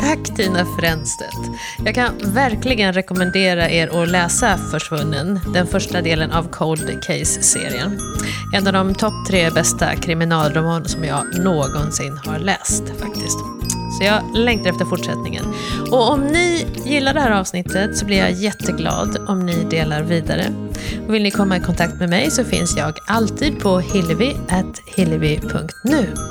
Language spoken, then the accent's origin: Swedish; Malmö, Skåne, Sweden; moved away; jag är ju uppvuxen i Skåne också, i Malmö